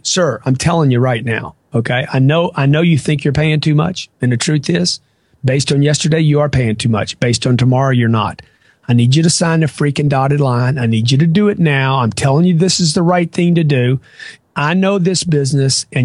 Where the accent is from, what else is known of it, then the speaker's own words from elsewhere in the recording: Lake Charles, Louisiana, United States; now in Miami, United States; I grew up in Lake Charles, Louisiana